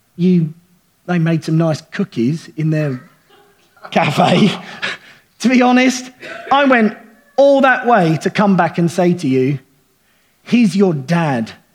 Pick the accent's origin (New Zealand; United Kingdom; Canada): United Kingdom; I'm thoroughly British